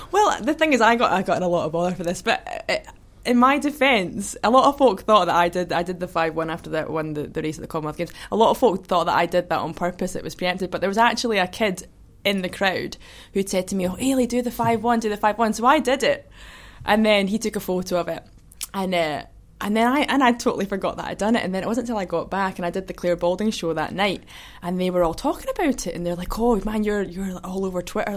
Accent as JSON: {"language": "English", "town": "Kinross", "region": "Scotland", "country": "United Kingdom", "tie": "born or raised there", "also_born_or_lived": "Perth / Edinburgh", "said": "I was born in Perth, but. Um, I grew up in Kinross uh, my whole life, really, and then, then lived in Edinburgh at uni"}